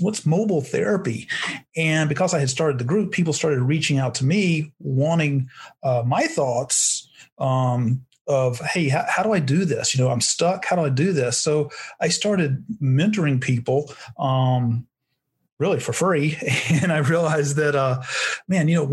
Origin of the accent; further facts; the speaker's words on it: North Carolina, United States; also born or lived in Arizona; now in Scottsdale, United States; I'm originally from North Carolina. Always wanted to live out in Arizona, moved to Arizona in 1994.